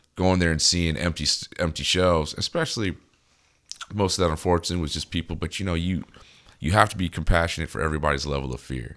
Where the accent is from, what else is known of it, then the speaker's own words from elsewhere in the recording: United States; We're American